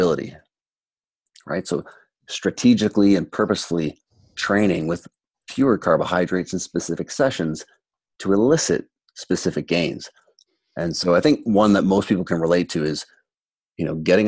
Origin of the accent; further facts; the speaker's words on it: Toronto, Ontario, Canada; when I was growing up in Toronto 20 years ago